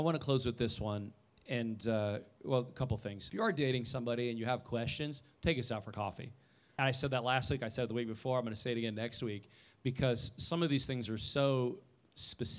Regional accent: Indiana, United States; moved away as an adult; also born or lived in Oklahoma; I'm from Indiana

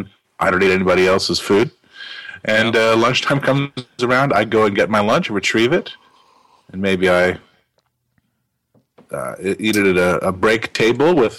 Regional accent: United States; I'm an American

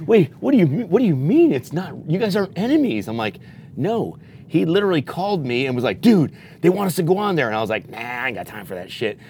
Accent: Elgin, Illinois, United States; moved away as an adult; now in Las Vegas, United States; I'm from Illinois, Elgin, Illinois, and uh, I moved to Vegas in 07

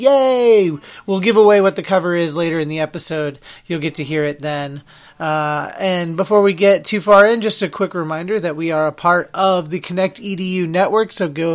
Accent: Salem, Oregon, United States; moved away as an adult; also born or lived in Corvallis, Oregon; now in Massachusetts, United States; I am actually from Salem, Oregon, which is the capital of Oregon.

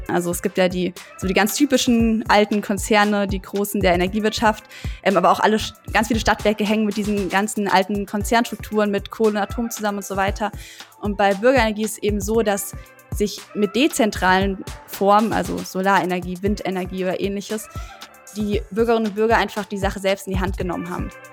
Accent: Germany; now in Heidelberg, Germany; Main komme ich eher her, aber ich würde sagen Neckar

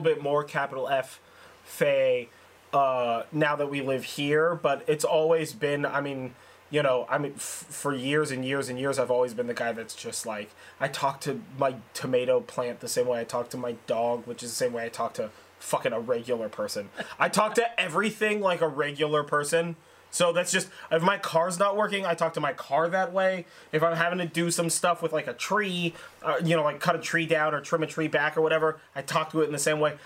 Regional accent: Sonoma, California, United States; I grew up in Sonoma, so I grew up in a, in a significantly more rural

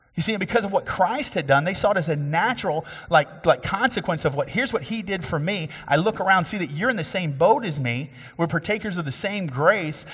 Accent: Cassie, Texas, United States; my hometown, which is actually Bill McGee's hometown. And we grew up in a little bit different time there, um, but Ka-, Cassie, Texas

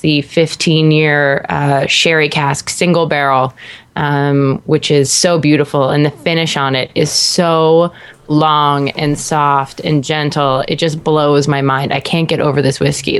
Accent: Canada; being like a Canadian

